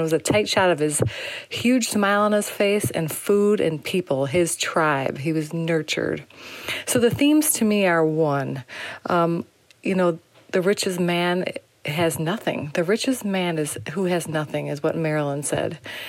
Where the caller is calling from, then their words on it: Illinois, United States; also born or lived in Chicago; Hi, I'm … from Northwestern Illinois.